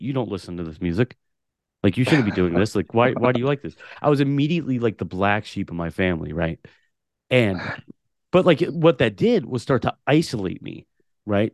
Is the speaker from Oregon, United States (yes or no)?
yes; Portland, Oregon, United States; also born or lived in Tulare, California; when I was three years old, moved to Portland, Oregon, and grew up in the city of Portland, Oregon my entire life